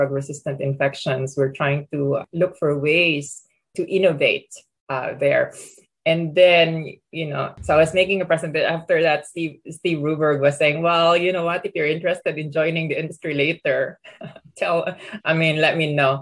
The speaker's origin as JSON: {"language": "English", "country": "Philippines", "also_born_or_lived": "Pittsburgh", "moved": "as an adult", "said": "I come from the Philippines originally"}